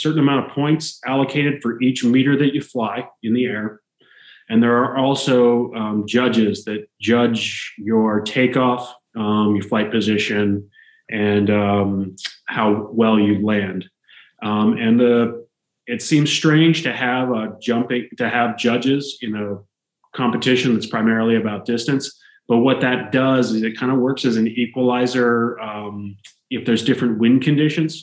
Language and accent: English; Andover, New Hampshire, United States; I had a fantastic club coach in my hometown of Andover, New Hampshire